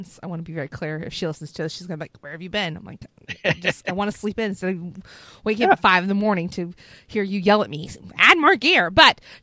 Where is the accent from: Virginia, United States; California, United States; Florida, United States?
Virginia, United States; hometown of Tyrod Taylor, Bruce Smith and Kam Chancellor; Tyrod Taylor, who's from my hometown